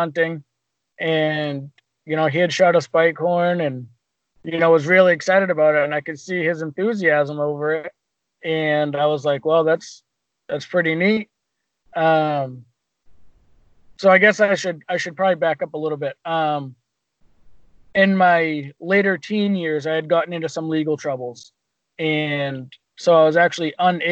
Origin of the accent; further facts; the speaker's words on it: Portsmouth, New Hampshire, United States; I was born and raised in Portsmouth. I've lived around the Portsmouth area my whole life